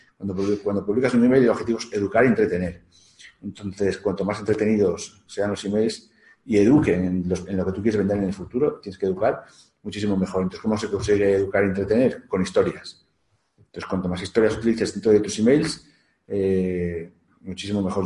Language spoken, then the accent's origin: Spanish; León, Castile and León, Spain; also born or lived in Portugal; soy de León